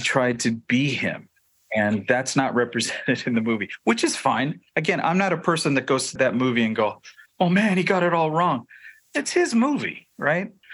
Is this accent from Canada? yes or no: yes; Toronto, Ontario, Canada; I grew up in the Italian Pentecostal movement in Toronto, Ontario